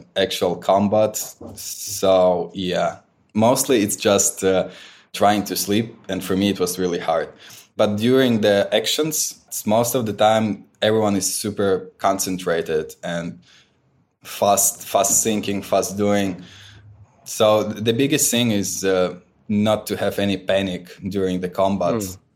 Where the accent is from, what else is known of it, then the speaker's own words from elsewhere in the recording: Ukraine; my own region and my hometown.